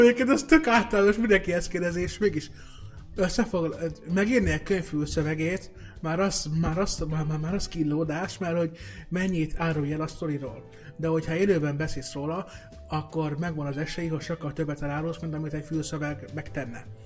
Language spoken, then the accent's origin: Hungarian; Balassagyarmat, Nógrád, Hungary; a vidéki szülővárosomban, Balsagyarmaton